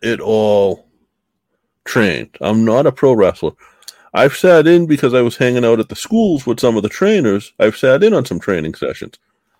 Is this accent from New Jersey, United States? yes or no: no; Boston, Massachusetts, United States; I grew up in Boston, like listening to rap.